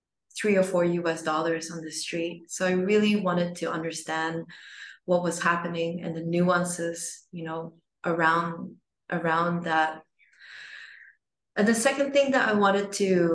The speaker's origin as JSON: {"language": "English", "country": "Singapore", "tie": "born or raised there", "said": "I was born in Singapore"}